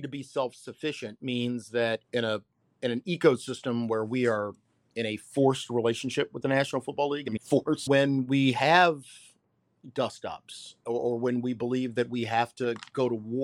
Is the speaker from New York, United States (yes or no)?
no; Washington, D.C., Maryland, United States; Born and raised in D.C.